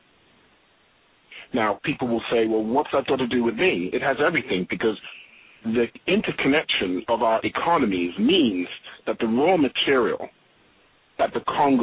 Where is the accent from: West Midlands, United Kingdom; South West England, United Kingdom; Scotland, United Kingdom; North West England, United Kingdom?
South West England, United Kingdom; Swindon and Bath; moved away as an adult; also born or lived in London / Tobago; now in United States; I'm a Londoner, but I was raised out in a place, Swindon and Bath, because of the school system my parents wanted me to go